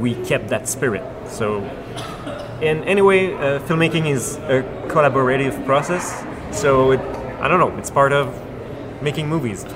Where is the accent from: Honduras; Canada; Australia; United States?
Canada; Quebec; in Quebec, we usually do only drama or art house movies